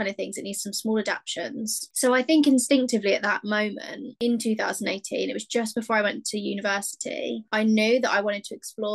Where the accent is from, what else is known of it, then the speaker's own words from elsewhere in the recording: Hampshire, South East England, United Kingdom; I'm from England. I've always lived in England, in Hampshire specifically. I was raised in a home